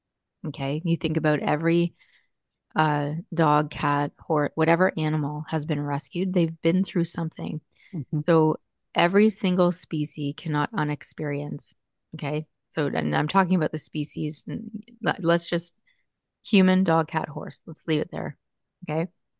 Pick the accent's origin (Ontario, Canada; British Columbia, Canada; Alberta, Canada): Ontario, Canada; Burlington; Yes, I'm … from Burlington.